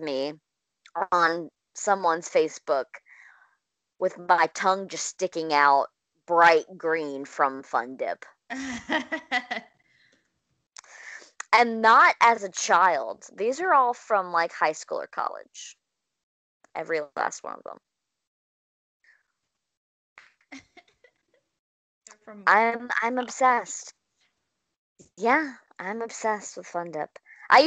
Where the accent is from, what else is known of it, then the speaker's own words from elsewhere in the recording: Clinton, Mississippi, United States; moved away; I haven't personally lived in Clinton in a long time either, but it's my hometown